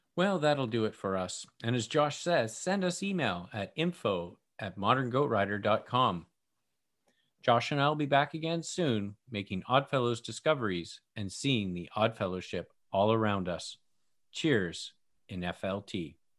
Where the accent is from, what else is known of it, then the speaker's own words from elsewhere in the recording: Victoria, British Columbia, Canada; we're from B C, Canada.